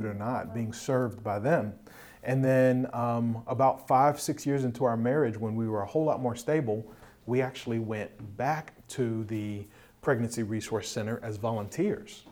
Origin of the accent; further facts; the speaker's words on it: Hampton Roads, Virginia, United States; also born or lived in Washington, D.C.; born and raised in Hampton Roads, Virginia area, also called the 757